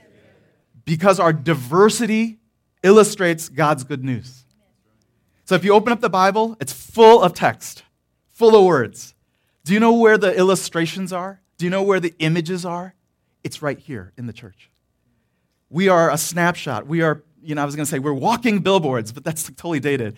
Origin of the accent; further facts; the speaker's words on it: Detroit, Michigan, United States; moved away; also born or lived in the South; where I grew up in Detroit, there were no railroads